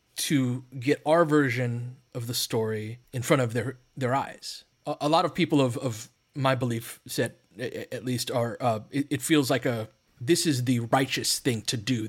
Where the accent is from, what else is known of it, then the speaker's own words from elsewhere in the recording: Littlerock, California, United States; I grew up in Little Rock, California, and Little Rock is on the other side of San Gabriel Mountains that we all look at from L